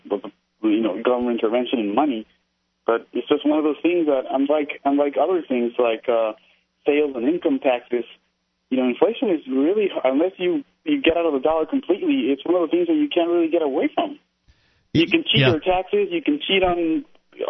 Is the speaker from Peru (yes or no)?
yes; Peru; now in New York, United States; I'm from Peru, so I was there during the Tachos president